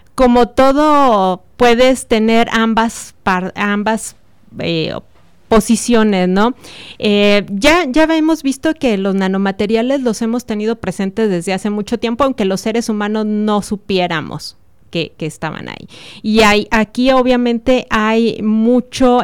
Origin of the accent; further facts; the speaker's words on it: San Luis Potosí, Mexico; moved away as an adult; now in Celaya, Mexico; yo nací en San Luis Potosí, donde estudié mi doctorado en la Universidad Autónoma de San Luis Potosí